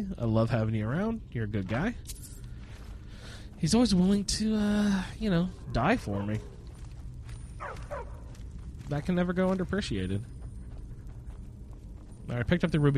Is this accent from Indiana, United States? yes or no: yes; Indiana, United States; accent: Hoosier; moved away as an adult; I grew up in Indiana